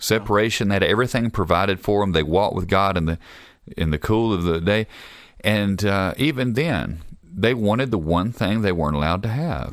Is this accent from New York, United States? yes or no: no; Alabama, United States; now in Utah, United States; I'm from Alabama, if, in case y'all didn't know, I wasn't from here